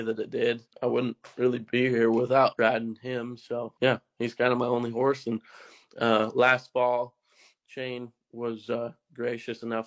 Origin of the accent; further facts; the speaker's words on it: Stettler, Alberta, Canada; my hometown, Stettler, Alberta